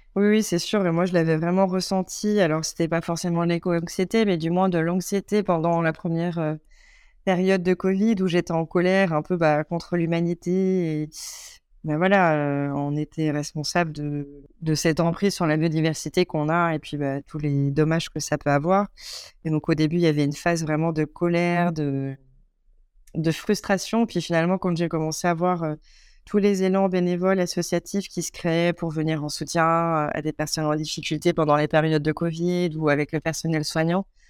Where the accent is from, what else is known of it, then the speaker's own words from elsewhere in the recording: Vosges, Grand Est, France; also born or lived in Paris; now in Gironde, France; ayant grandi à la campagne euh, dans les Vosges